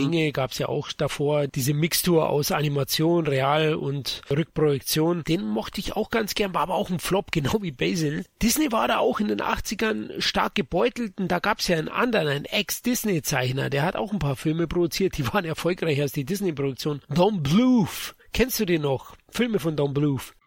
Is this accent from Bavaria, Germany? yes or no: yes; Bavaria, Germany; Als Bayer